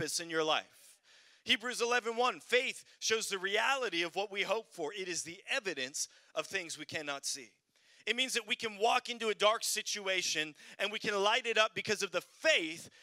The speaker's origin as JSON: {"language": "English", "country": "Canada", "also_born_or_lived": "Sweden", "moved": "yes", "said": "I'm from Canada"}